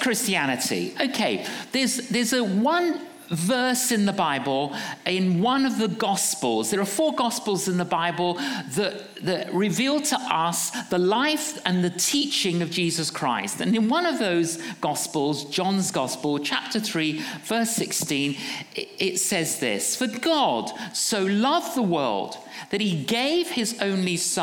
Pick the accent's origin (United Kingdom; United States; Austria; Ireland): United Kingdom; London; we're from London